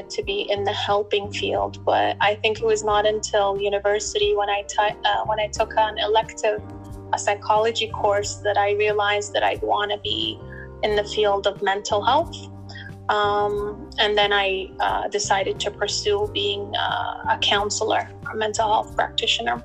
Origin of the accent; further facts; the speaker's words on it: Toronto, Ontario, Canada; moved away as an adult; also born or lived in Kuwait; now in Dubai, United Arab Emirates; I grew up in Toronto, in the GTA area